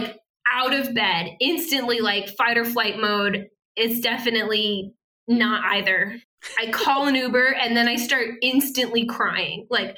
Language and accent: English; Northeast, United States; moved away; we're both from the Northeast